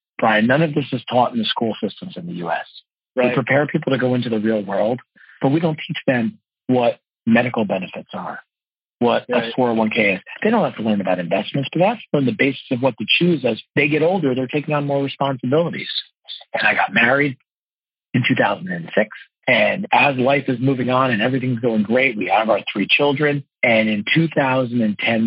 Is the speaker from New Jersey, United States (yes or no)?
yes; Parsippany, New Jersey, United States; now in Washington Crossing, United States; I grew up actually in Parsippany, New Jersey